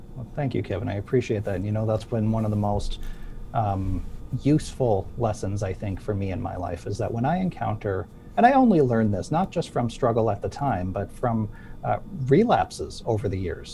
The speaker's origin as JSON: {"language": "English", "town": "Sydney", "region": "Nova Scotia", "country": "Canada", "tie": "born or raised there", "said": "my hometown in Sydney, Nova Scotia."}